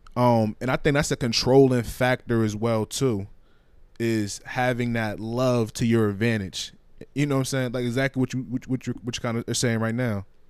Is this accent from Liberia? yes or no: yes; Liberia; moved away; my home country of Liberia